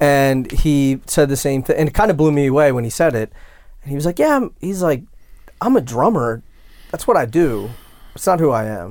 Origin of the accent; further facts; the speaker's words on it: West Chester, Pennsylvania, United States; my hometown, so I grew up, like, outside of Philadelphia, and there was a town, Westchester, Pennsylvania